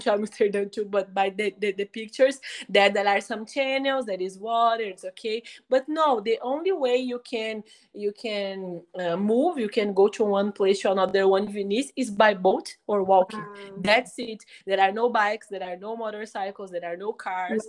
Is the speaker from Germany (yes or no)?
no; Brazil; English is a second language; we are speaking English in Brazil